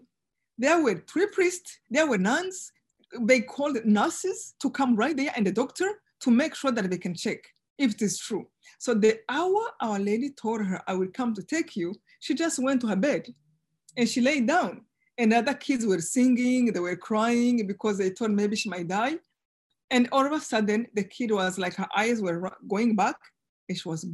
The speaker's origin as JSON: {"language": "English", "country": "Rwanda", "tie": "born or raised there", "moved": "as an adult", "lives_now": "United States", "said": "I live two lives, one before in Rwanda, of course, one in genocide, and one now, and as American now"}